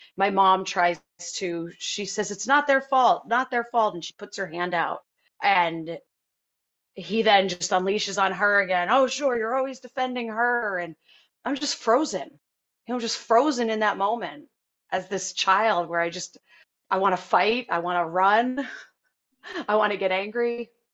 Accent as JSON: {"language": "English", "town": "Hopatcong", "region": "New Jersey", "country": "United States", "tie": "born or raised there", "said": "I grew up in Hopatcong, New Jersey"}